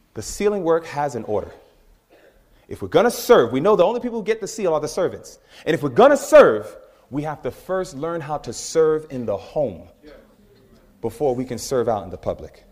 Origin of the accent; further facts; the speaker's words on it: New York, United States; moved away; I'm from New York